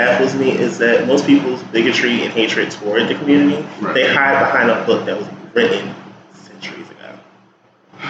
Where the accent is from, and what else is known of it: Newark, New Jersey, United States; born or raised there